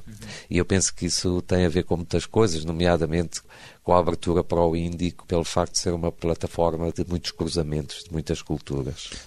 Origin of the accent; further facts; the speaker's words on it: Beira, Sofala, Mozambique; moved away; also born or lived in Porto, Portugal; na cidade da Beira, que foi onde eu cresci, onde me tornei adolescente